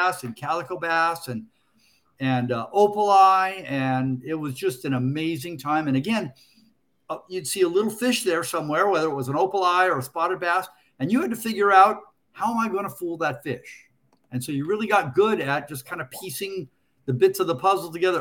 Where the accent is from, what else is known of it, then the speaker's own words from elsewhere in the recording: Culver City, California, United States; I lived, I grew up in Culver City, California